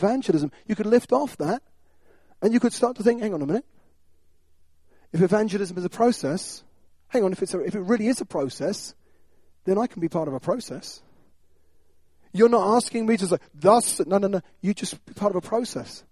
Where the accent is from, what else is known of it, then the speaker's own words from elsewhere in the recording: United Kingdom; we're British.